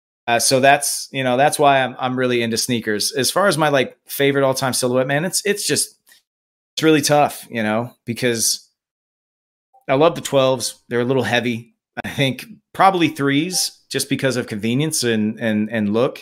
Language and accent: English; Nebraska, United States; moved away; I'm from Nebraska originally